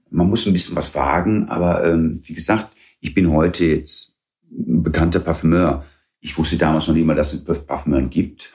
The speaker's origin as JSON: {"language": "German", "town": "Weeze", "region": "North Rhine-Westphalia", "country": "Germany", "tie": "born or raised there", "also_born_or_lived": "Derby, England", "first_language": "English", "second_language": "German"}